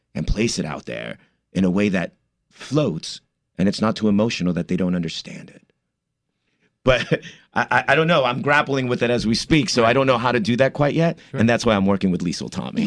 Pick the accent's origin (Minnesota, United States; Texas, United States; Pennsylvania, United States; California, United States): California, United States; Commerce; moved away as an adult; also born or lived in East Los Angeles, California / New York; my parents moved to the city of Commerce, which is right outside East LA, and uh, I grew up there